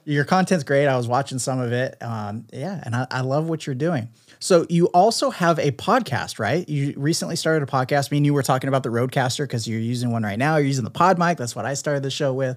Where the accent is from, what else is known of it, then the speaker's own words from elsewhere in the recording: San Diego, California, United States; a local San Diego creator, so I'm always excited to link up with local creators in my hometown